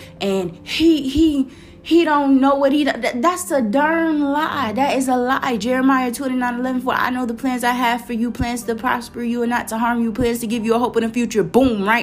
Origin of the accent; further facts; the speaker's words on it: Florida, United States; accent: Florida; the little Florida accent coming out. I'm from Florida